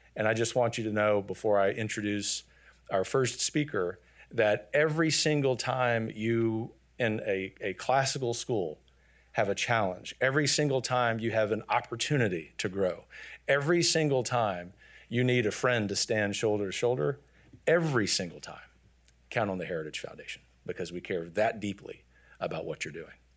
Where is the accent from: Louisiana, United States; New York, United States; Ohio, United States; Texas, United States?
Louisiana, United States; I'd started John Paul the Great Academy in my hometown in Louisiana